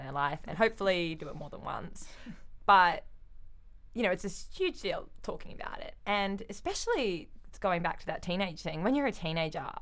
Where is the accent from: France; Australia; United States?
Australia; as the Australian